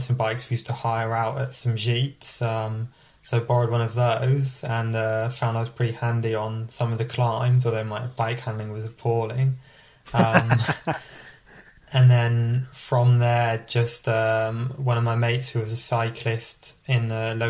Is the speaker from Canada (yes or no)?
no; France; also born or lived in United Kingdom; And then grown up in France, did pretty much all my schooling, apart from a couple of years at uni in France.